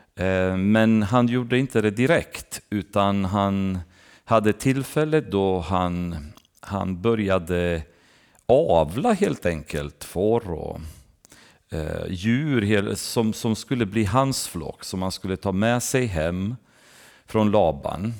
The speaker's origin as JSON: {"language": "Swedish", "country": "Romania", "tie": "born or raised there", "moved": "yes", "said": "när jag växte upp i, i Rumänien så gick jag med i baptistkyrkan"}